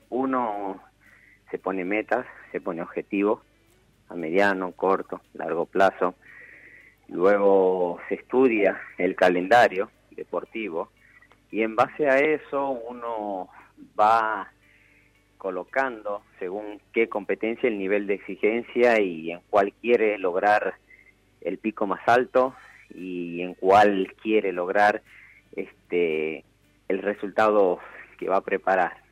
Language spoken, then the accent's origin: Spanish; Termas de Río Hondo, Santiago del Estero, Argentina; also born or lived in Buenos Aires; Sí, sí, de Termas de Río